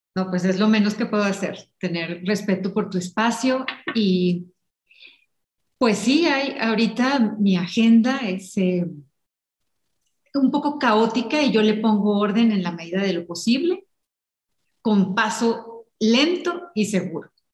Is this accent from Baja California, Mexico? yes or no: yes; Ensenada, Baja California, Mexico; moved away; Yo crecí en Ensenada y fui una niña muy de jardín